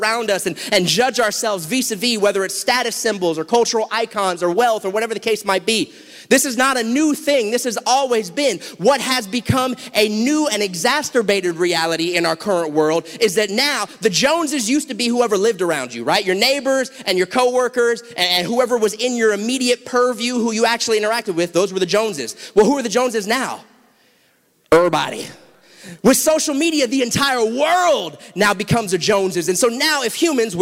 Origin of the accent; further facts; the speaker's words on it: South Florida, United States; I'm from South Florida